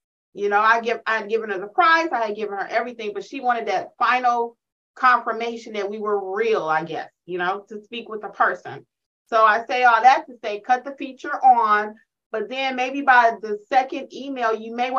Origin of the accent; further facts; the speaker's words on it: Detroit, Michigan, United States; y'all know I'm from Detroit